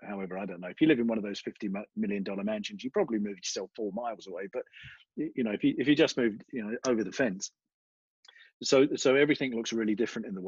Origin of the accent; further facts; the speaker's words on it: London, United Kingdom; now in United States; what part of Australia are you from? And I say London